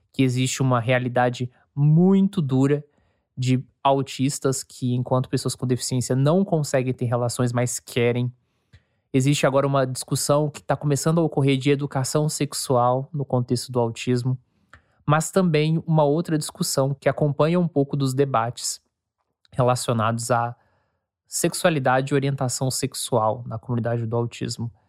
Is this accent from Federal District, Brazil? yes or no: no; São Paulo, Brazil; born there; also born or lived in Minas Gerais / Goiás; now in Rio Grande do Sul, Brazil; Os meus pais são baianos, eu nasci em São Paulo, fui alfabetizado em Minas, morei em Goiás e agora eu moro aqui no Rio Grande do Sul